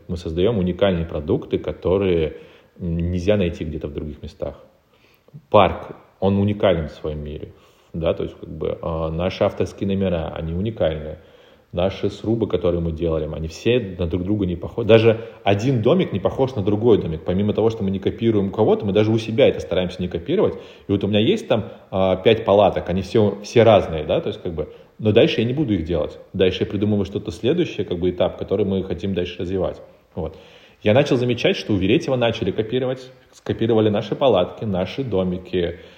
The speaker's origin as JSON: {"language": "Russian", "region": "Republic of Karelia", "country": "Russia", "moved": "as an adult", "lives_now": "Moscow, Russia", "said": "я сам из Карелии, и я перебрался в Москву в 2014 году"}